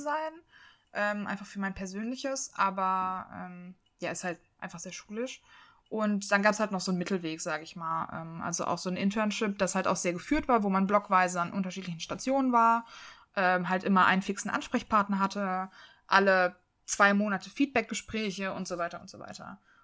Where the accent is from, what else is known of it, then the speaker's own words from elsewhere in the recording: Leverkusen, North Rhine-Westphalia, Germany; moved away; ich komme aus Leverkusen